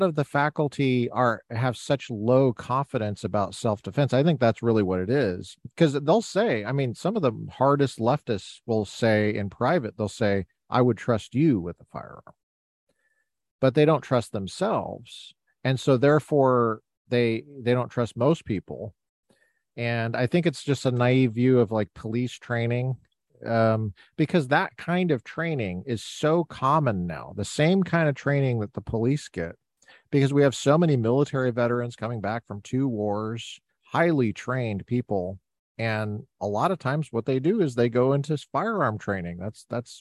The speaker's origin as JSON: {"language": "English", "area": "near Chatfield High School", "region": "Colorado", "country": "United States", "tie": "born or raised there", "said": "I grew up near Chatfield High School. I was a Chatfield Charger when I was a kid"}